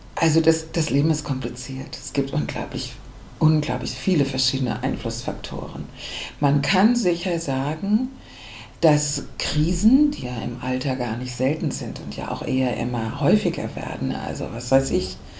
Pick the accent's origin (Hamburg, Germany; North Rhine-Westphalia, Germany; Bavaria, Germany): Hamburg, Germany; ich bin Hamburgerin